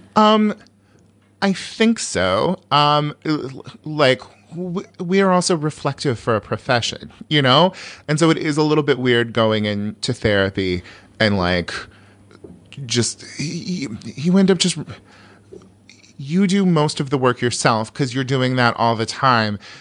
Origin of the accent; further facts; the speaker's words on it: California, United States; I'm from California